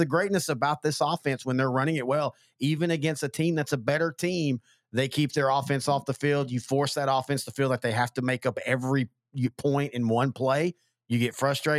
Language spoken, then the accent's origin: English; Texas, United States; He said American at first, but I was like, excuse me, General Lee, I am a Texan.